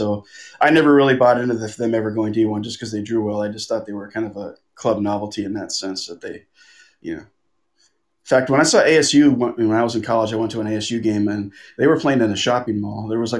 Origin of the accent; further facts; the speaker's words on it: Los Angeles, California, United States; moved away as an adult; also born or lived in Tucson, Arizona; now in Potsdam, United States; Yeah, I grew up in the Los Angeles area.